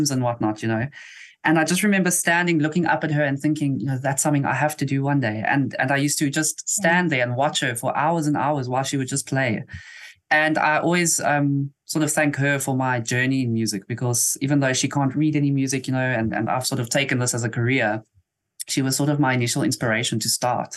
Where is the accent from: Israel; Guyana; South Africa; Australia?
South Africa; Eastern Cape; also born or lived in East London; I've been in the Eastern Cape pretty much my whole life